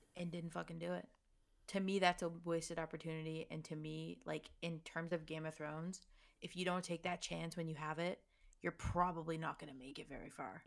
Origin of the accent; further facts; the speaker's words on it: Toronto, Ontario, Canada; I'm from Toronto